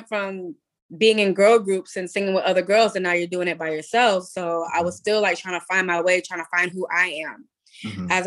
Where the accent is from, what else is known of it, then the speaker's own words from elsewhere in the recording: Atlanta, Georgia, United States; I grew up in Atlanta, Georgia. Well, Gwinnett County.